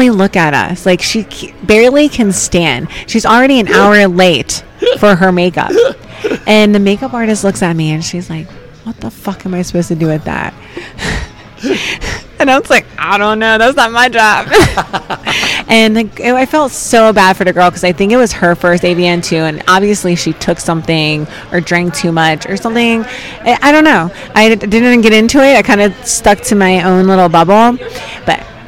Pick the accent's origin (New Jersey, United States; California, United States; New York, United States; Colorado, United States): New Jersey, United States; I'm from South Jersey